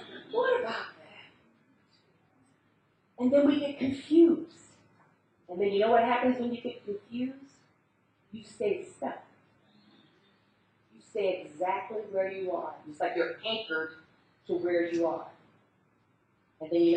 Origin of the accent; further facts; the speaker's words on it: United States; accent: American; I'm the only American